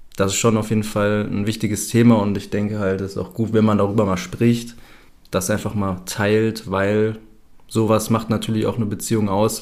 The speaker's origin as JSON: {"language": "German", "country": "Germany", "moved": "as an adult", "said": "ich bin ja auch aus Deutschland ausgewandert, beziehungsweise habe mich abgemeldet, habe vorher noch zu Hause gelebt"}